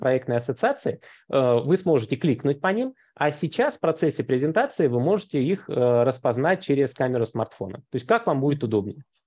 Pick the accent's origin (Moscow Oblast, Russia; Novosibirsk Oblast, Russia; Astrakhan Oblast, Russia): Moscow Oblast, Russia; Московская область, откуда я родом